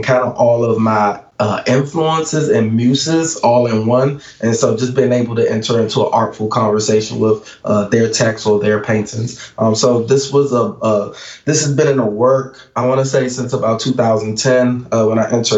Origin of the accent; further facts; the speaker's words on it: Washington, District of Columbia, United States; Growing up in Washington, D.C.